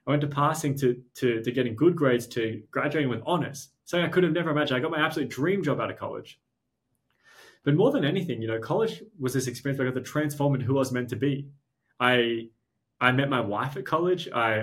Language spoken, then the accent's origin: English; Australia; we're Australian